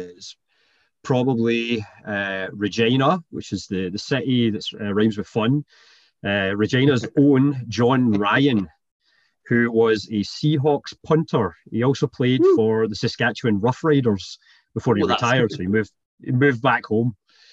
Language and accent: English; Scotland, United Kingdom; now in Canada; born in Canada and then moved to Scotland when I was pretty young, hence the accent.